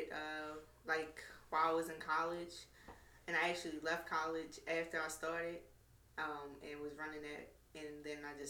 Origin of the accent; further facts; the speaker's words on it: Baltimore, Maryland, United States; I'm from West Baltimore. You know, born and raised.